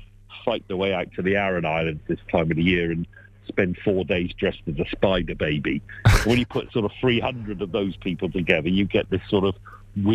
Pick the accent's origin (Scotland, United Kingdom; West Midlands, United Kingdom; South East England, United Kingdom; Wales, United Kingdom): Wales, United Kingdom; Welsh; I'm Welsh